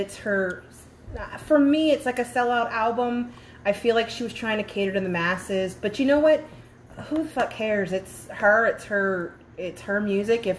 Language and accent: English; New Orleans, Louisiana, United States; moved away; I'm from New Orleans.